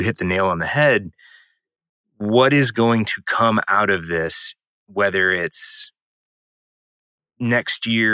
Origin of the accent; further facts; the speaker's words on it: St. Louis, Missouri, United States; I grew up in St. Louis, Missouri